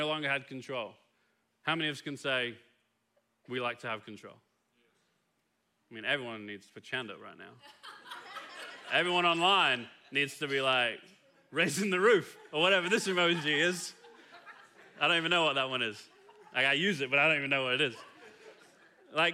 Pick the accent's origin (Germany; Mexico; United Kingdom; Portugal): United Kingdom; England; now in Kilgore, United States; as an Englishman